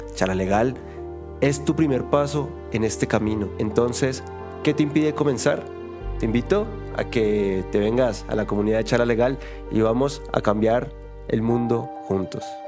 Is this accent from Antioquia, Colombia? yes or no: no; Bogotá, Colombia; soy bogotano